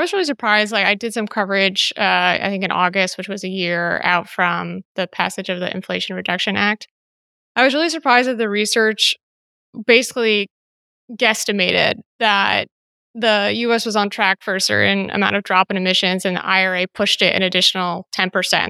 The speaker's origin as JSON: {"language": "English", "country": "United States", "moved": "yes", "lives_now": "Greece", "said": "my life is as an American because of all of this? I don't actually live in the States, so it doesn't apply to me, and I'm in Greece"}